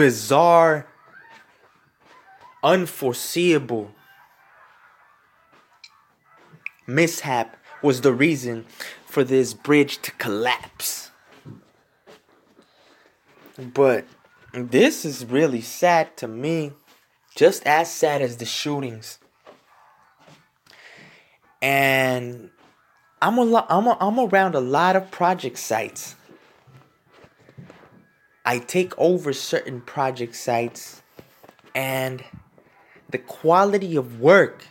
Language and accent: English; United States; I am in the United States. I am American born.